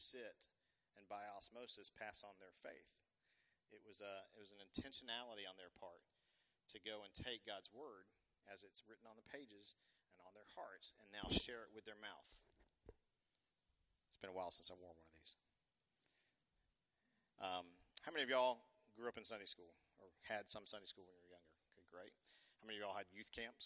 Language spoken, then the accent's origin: English; Tucker, Georgia, United States; Henderson High School in Tucker, Georgia